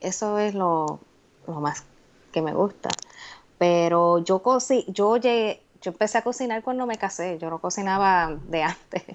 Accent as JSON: {"language": "Spanish", "town": "Humacao", "country": "Puerto Rico", "tie": "born or raised there", "moved": "as an adult", "lives_now": "United States", "said": "Yo soy de Humacao, eso es el campo"}